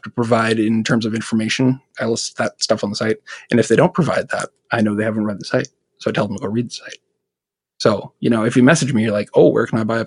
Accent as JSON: {"language": "English", "country": "Canada", "said": "I'm from Canada."}